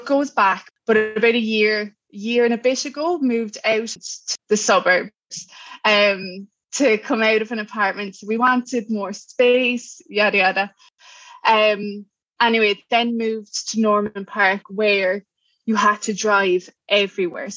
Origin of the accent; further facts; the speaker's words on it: Cork, Munster, Ireland; accent: Irish; moved away as an adult; now in Brisbane, Australia; I'm from Cork, Ireland, and I'm in Brisbane at the moment, Brisbane, Queensland.